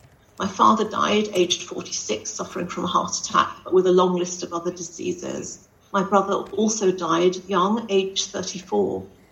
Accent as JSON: {"language": "English", "region": "London", "country": "United Kingdom", "tie": "born or raised there", "moved": "yes", "lives_now": "Newport, United Kingdom", "said": "I'm a BAME woman and I live in Newport. I grew up in London."}